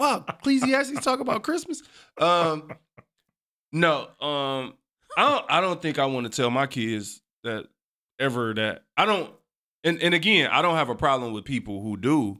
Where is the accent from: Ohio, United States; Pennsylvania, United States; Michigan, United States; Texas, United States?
Michigan, United States; Detroit; I, too, was born and raised on the East Side